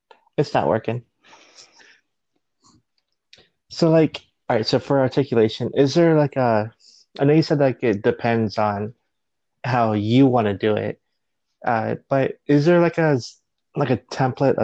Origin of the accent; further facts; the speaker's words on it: Florida, United States; I'm from Florida, so I can speak Spanglish